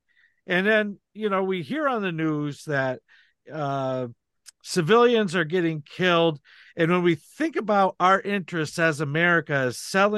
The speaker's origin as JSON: {"language": "English", "country": "United States", "said": "as an American living here in the United States"}